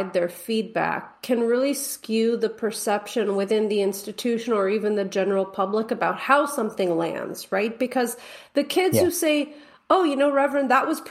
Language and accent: English; United States; as an American